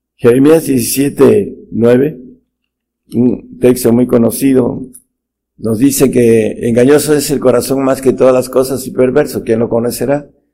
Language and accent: Spanish; Mexico; en nuestro país, México